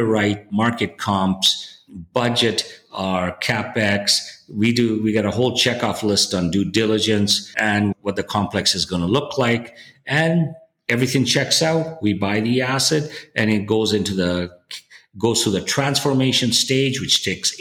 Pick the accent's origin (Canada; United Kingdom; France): Canada; growing up in Canada